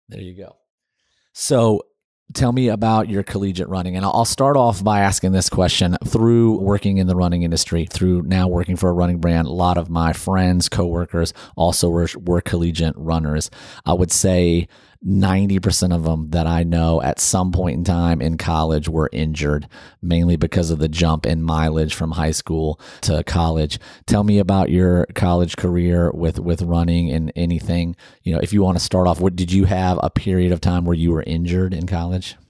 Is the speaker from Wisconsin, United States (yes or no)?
no; Northeast Ohio, United States; now in Nashville, United States; I grew up in Northeast Ohio